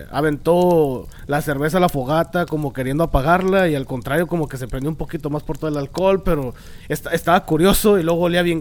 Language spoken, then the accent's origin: Spanish; Monterrey, Nuevo León, Mexico